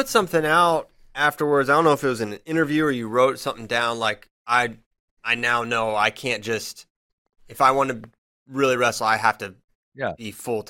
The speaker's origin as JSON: {"language": "English", "region": "Midwest", "country": "United States", "said": "we're from the Midwest."}